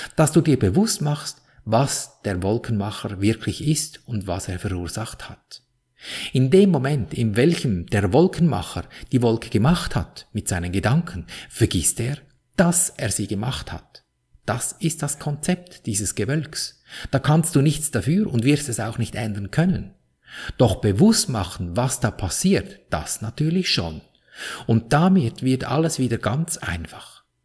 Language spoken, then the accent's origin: German; Switzerland; Wie du an meinem Akzent wohl gut hören kannst, bin ich in der Schweiz aufgewachsen